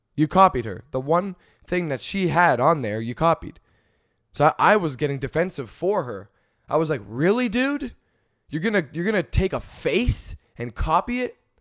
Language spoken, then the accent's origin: English; Canada; moved away; I'm Canadian.